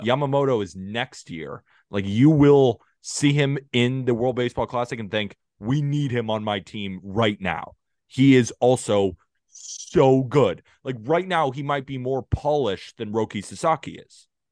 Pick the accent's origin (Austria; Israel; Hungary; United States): United States; I'm an American